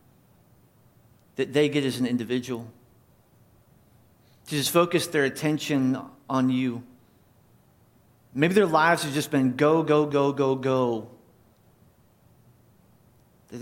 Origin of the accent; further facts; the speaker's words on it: North Carolina, United States; moved away; I grew up in church. I grew up in Independent Fundamental Baptist Church in North Carolina.